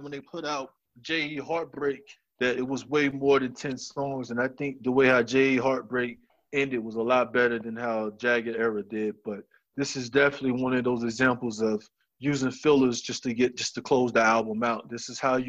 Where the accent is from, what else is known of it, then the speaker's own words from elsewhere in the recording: Atlanta, Georgia, United States; I'm from Atlanta